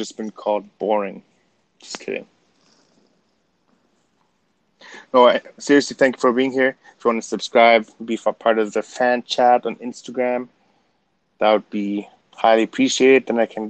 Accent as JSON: {"language": "English", "country": "Canada", "said": "That's where my Canadian-ness came out"}